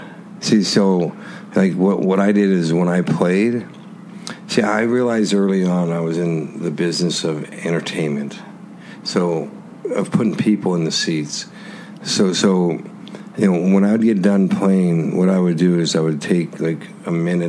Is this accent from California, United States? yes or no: yes; Anaheim, California, United States; No, I grew up in California. Where'd you grow up? In the Anaheim area.